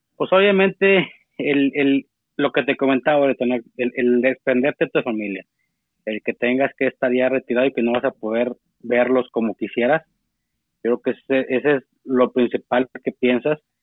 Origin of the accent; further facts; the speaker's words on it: Saltillo, Coahuila, Mexico; yo soy de, Saltillo, Coahuila, este, norte de México.